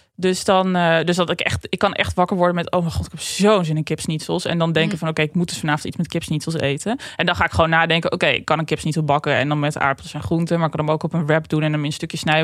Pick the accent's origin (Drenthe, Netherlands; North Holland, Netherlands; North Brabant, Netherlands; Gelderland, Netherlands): Drenthe, Netherlands; ik kom uit Drenthe